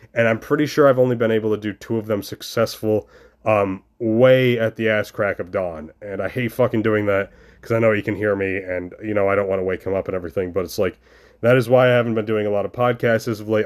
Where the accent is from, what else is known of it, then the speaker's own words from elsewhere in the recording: New York, United States; moved away as an adult; now in Ohio, United States; I'm currently in New York State. I am back in my hometown